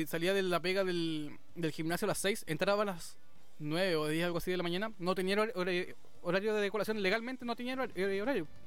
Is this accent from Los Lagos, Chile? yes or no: yes; Puerto Varas, Los Lagos, Chile; nacido y criado en Puerto Varas